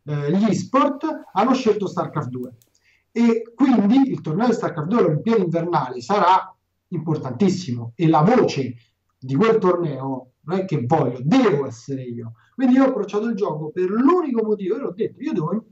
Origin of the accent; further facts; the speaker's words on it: Calabria, Italy; E fondamentalmente sono un calabrese, e quindi rosico facile.